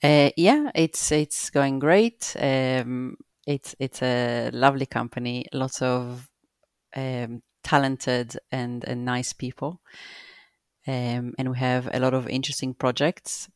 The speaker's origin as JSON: {"language": "English", "country": "Israel", "tie": "born or raised there", "also_born_or_lived": "Brockley, London", "moved": "as an adult", "lives_now": "London, United Kingdom", "said": "I live in Broccoli, Southeast London, and, uh, I grew up in Israel."}